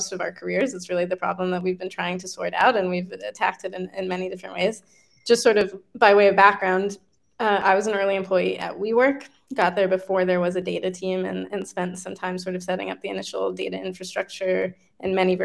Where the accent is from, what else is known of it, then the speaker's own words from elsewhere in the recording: Colorado, United States; moved away as an adult; also born or lived in Maine; now in New York, United States; I did grow up in Colorado, and I went to college in Maine